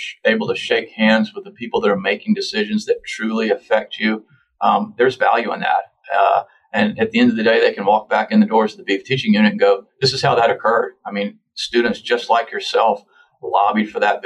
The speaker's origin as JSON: {"language": "English", "town": "Lakeland", "region": "Florida", "country": "United States", "tie": "born or raised there", "said": "I grew up in Polk County in Lakeland, and I worked for various ranches down there"}